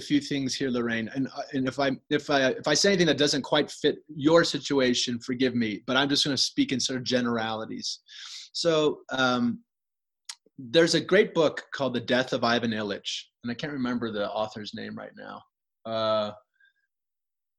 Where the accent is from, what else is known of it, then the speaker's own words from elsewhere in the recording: United States; as an American physician